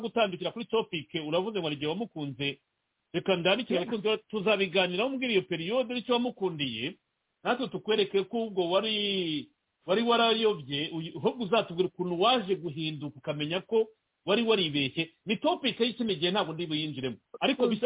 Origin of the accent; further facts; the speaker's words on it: Rwanda; moved away; turi abanyarwanda twavukiye mu rwanda twakuriye mu rwanda